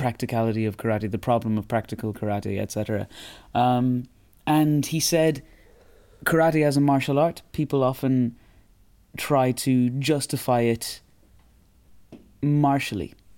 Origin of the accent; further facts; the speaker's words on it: Roscommon, Connacht, Ireland; I come from Roscommon